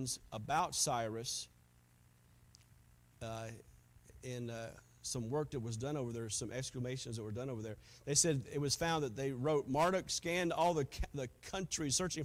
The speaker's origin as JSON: {"language": "English", "region": "South Carolina", "country": "United States", "tie": "born or raised there", "moved": "yes", "said": "I was from South Carolina"}